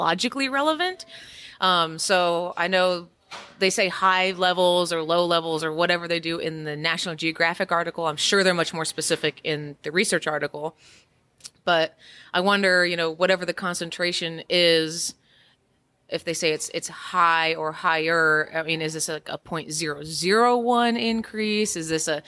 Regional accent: Indiana, United States; now in Kansas, United States; I come originally from Indiana, although I live in Kansas now

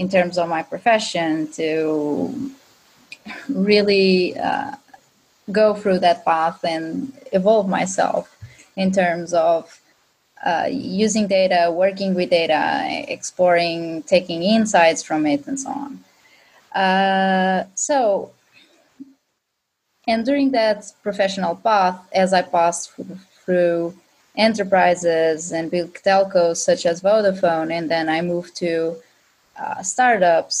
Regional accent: Azores, Portugal; English is a second language; now in Lisbon, Portugal; I am Portuguese, and I've born in a small but amazing island from Azores.

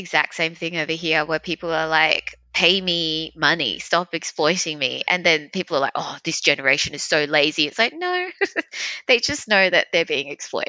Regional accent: Australia; And I grew up in Australia.

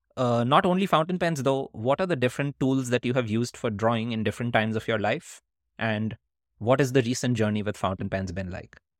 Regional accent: Kolkata, West Bengal, India; when we were growing up in India

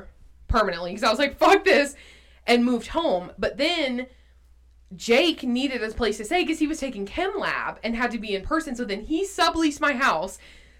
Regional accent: Blairsville, Georgia, United States; born or raised there; moved away as an adult; now in Athens, United States

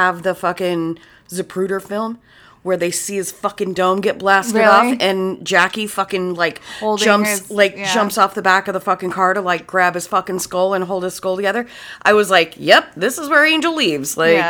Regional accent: Utah, United States; we're from Utah

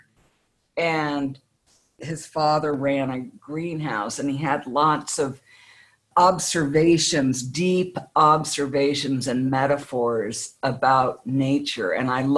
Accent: United States; I'm an American

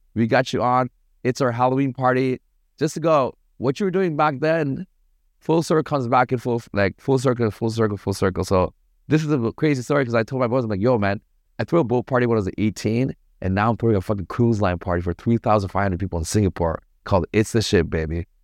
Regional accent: Toronto, Ontario, Canada; moved away as an adult; also born or lived in Sri Lanka / Paris, France / Montreal, Canada; now in Bali, Indonesia; I grew up in Toronto.

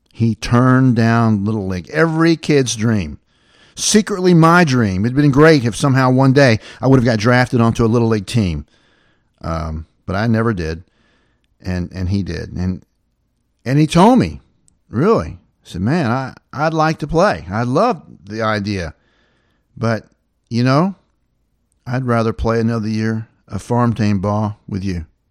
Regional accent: the South, United States; when I was growing up in the South

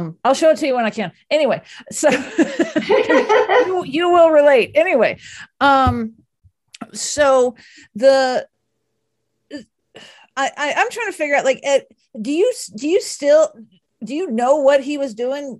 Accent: Southern US, United States; accent: Southern; I have a Southern accent too. And I can turn it on when I need

